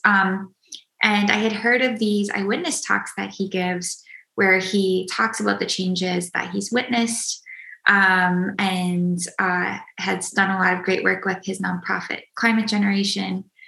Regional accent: Minnesota, United States; I grew up in Minnesota

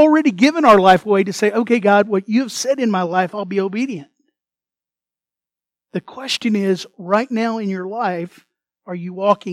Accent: United States; first language English; I was born in America

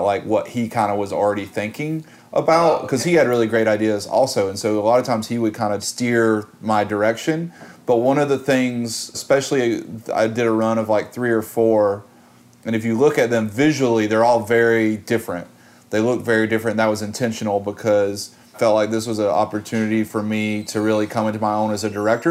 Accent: Georgia, United States; now in New York, United States; I'm from Georgia. I grew up about 4 hours south of Atlanta

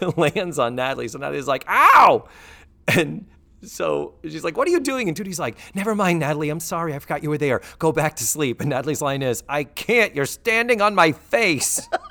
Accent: Brockton, Massachusetts, United States; moved away as an adult; now in Central Florida, United States; I grew up in Brockton

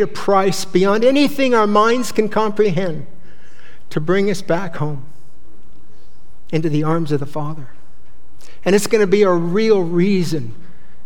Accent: Bay Area, California, United States; I grew up in the Bay Area

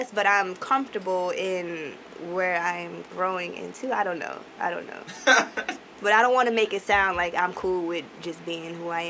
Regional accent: St. Louis, Missouri, United States; moved away as an adult; now in Chicago, United States; I grew up in St. Louis, too, and I love it to death.

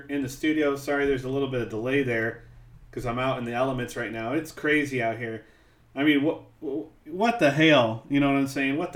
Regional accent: Missouri, United States; accent: Missouri; now in Southern California, United States; my Missouri accent

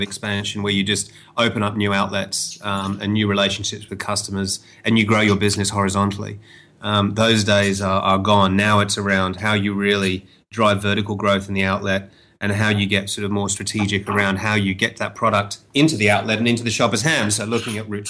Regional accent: Australia; moved away as an adult; now in China; Australia, my hometown

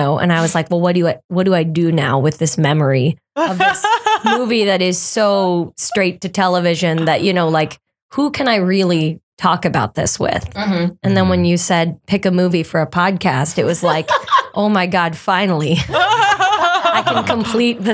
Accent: Toronto, Ontario, Canada; moved away; I was born in Toronto at possibly Mount Sinai Hospital or a different hospital

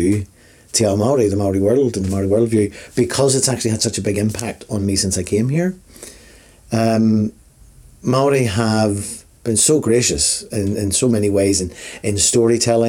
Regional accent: Belfast, Northern Ireland, United Kingdom; moved away as an adult; also born or lived in Afghanistan; now in New Zealand; my reference points of my childhood and of my family growing up in Belfast

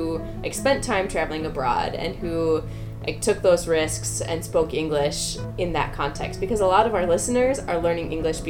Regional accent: Minnesota, United States; I'm from Minnesota in, you know, the center north of the US

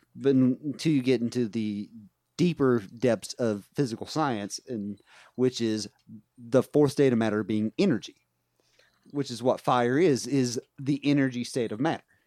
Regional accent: West Virginia, United States; where I grew up in West Virginia

